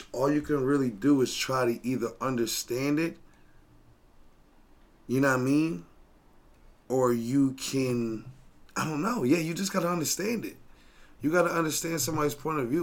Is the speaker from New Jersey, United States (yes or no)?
yes; New Jersey, United States; I grew up in New Jersey